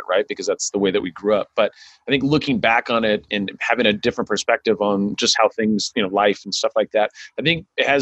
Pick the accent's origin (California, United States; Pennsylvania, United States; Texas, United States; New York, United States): California, United States; Sacramento; I grew up in South Sacramento, and I was a minority